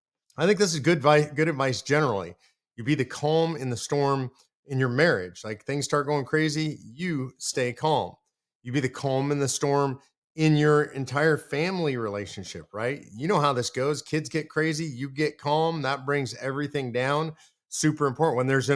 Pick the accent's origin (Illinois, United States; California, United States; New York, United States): California, United States; we're moving it from California, my old home state, to the great state of Texas.